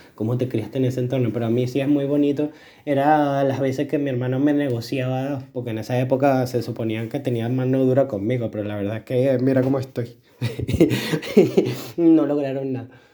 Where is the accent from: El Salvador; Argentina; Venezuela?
Venezuela; moved away; yo en mi etapa del colegio en Venezuela